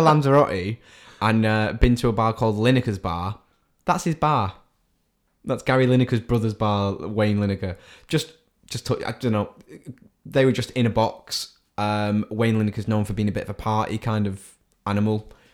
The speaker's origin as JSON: {"language": "English", "town": "Salford", "region": "North West England", "country": "United Kingdom", "said": "a Manchester City fan from the city of Salford."}